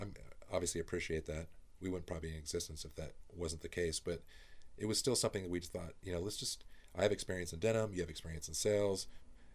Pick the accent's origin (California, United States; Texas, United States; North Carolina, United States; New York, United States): California, United States; I grew up in Northern California.